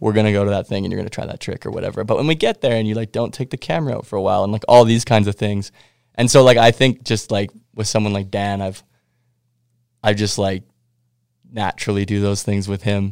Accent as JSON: {"language": "English", "town": "Winnipeg", "region": "Manitoba", "country": "Canada", "tie": "born or raised there", "said": "I'm from Winnipeg"}